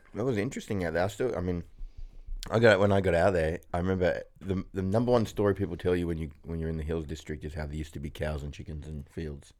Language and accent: English; Kuranda, Queensland, Australia; also born or lived in Sydney; my mum and dad decided they want me to be born in the tropical north Queensland